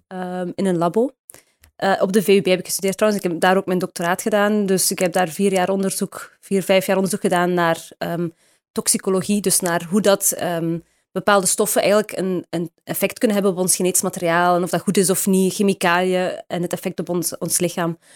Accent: Houthalen-Helchteren, Flanders, Belgium; moved away as an adult; also born or lived in Heusden-Zolder, Belgium / Brussels, Belgium / California, United States; geboren in Heuse Zolder, daar is een ziekenhuis. En getogen in Houthalen

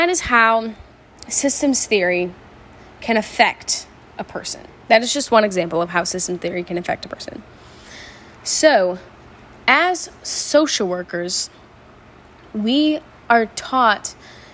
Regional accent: the South, United States; Where I'm from, I'm from the South

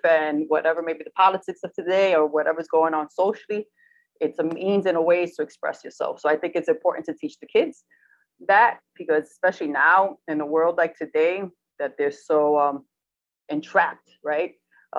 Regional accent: New York City, New York, United States; I'm from the Bronx, man. I was born in the Bronx

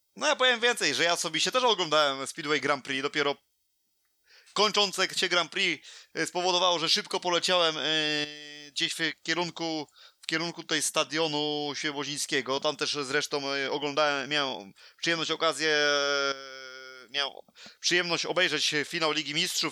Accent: Poland; moje rodzinne miasto

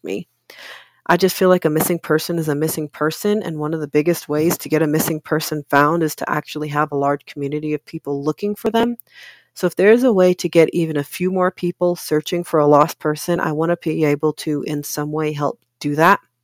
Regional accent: Oakland, California, United States; also born or lived in Richmond, California; I'm originally from California. I grew up mostly in Oakland, but I also spent around half my childhood in Richmond

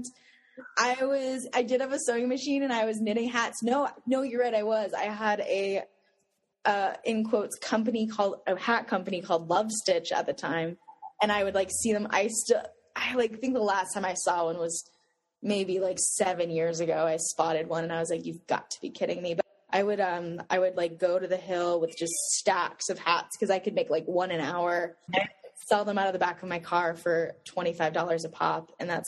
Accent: Boulder, Colorado, United States; I grew up in Boulder, Colorado

